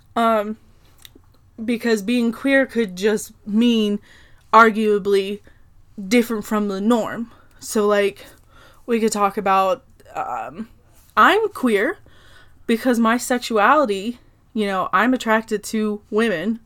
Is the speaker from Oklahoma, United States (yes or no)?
yes; Oklahoma, United States; I'm from Oklahoma.